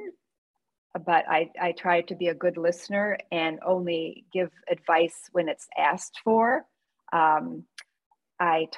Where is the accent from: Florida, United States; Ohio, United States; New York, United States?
New York, United States; New York City; I'm from New York City.